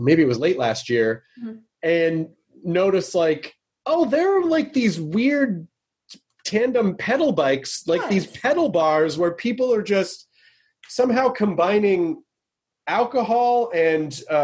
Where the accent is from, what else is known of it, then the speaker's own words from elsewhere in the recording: Memphis, Tennessee, United States; I miss Nashville. Nashville's such, I grew up in Memphis.